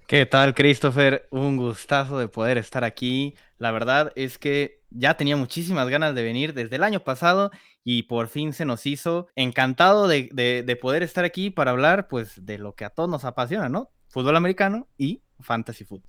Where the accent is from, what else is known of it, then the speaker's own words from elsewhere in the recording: Guadalajara, Jalisco, Mexico; yo también soy de aquí de Guadalajara